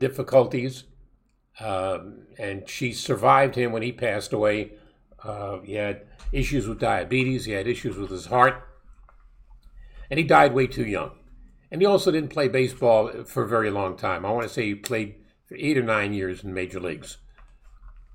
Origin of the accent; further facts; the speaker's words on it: New York City, New York, United States; When I was a little boy growing up in Brooklyn